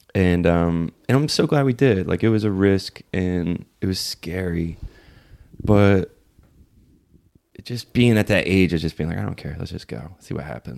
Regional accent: Philadelphia, Pennsylvania, United States; moved away as an adult; now in Los Angeles, United States; I grew up in Philly

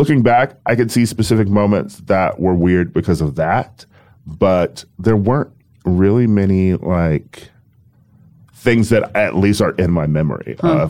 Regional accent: Milwaukee, Wisconsin, United States; now in New York, United States

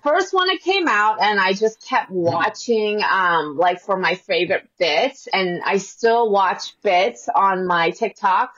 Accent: Seattle, Washington, United States; I'm from Seattle

